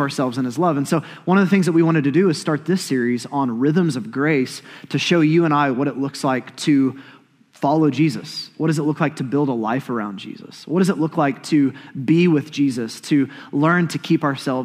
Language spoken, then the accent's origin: English; Oklahoma, United States; Growing up in Oklahoma like I did